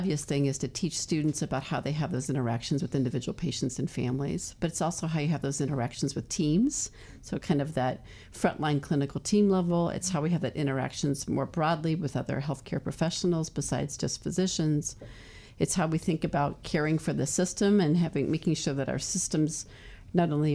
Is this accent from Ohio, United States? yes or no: no; Phoenix, Arizona, United States; moved away; also born or lived in Guam; I grew up in Phoenix.